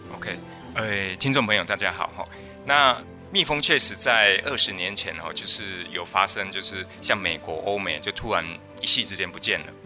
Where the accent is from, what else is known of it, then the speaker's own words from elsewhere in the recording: Taiwan; 包含我们台湾这边，其实蜂农也都在反映